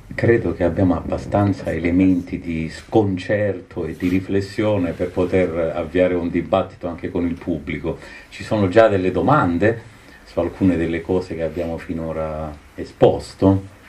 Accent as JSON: {"language": "Italian", "region": "Calabria", "country": "Italy", "said": "essendo calabrese di quella, di, di quella costa, non di quella provincia"}